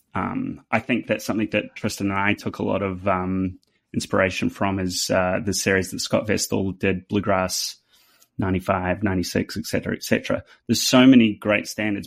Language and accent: English; New Zealand; accent: New Zealand; now in Nashville, United States; my New Zealand accent